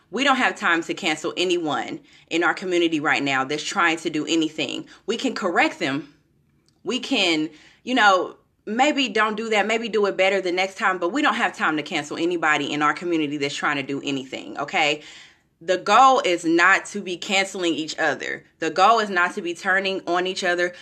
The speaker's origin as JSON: {"language": "English", "town": "Kansas City", "country": "United States", "moved": "yes", "lives_now": "Florida, United States", "said": "I'm from Kansas City, some of you know, I currently live in Florida, I'm from Kansas City"}